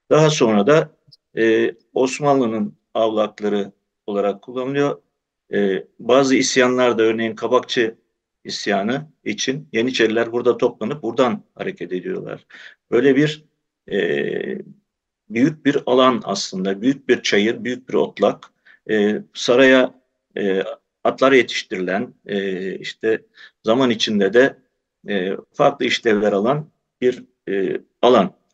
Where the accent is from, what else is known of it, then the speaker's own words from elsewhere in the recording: Büyükdere, Istanbul, Turkey; Tabii ben fidanlıkta doğdum, büyüdüm. Aslında yolu kesişen babam. Ee, biz e, 1923-24 Lozan Anlaşması'yla mübadeleyle e, Yunanistan'ın Kavala kentinden e, İstanbul'a yerleşmiş olan bir ailenin çocuğuyum ben.